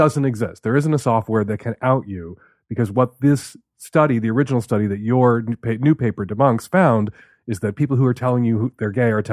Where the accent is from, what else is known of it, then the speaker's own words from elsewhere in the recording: Chicago, Illinois, United States; my neighborhood where I grew up in Chicago